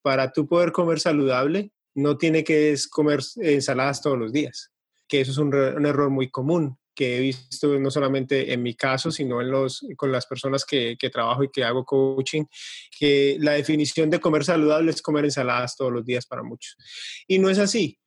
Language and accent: Spanish; Colombia; now in Florida, United States; yo soy de, originalmente de Colombia, pero vivo acá en Estados Unidos, en, la Florida, desde hace 22, 23 años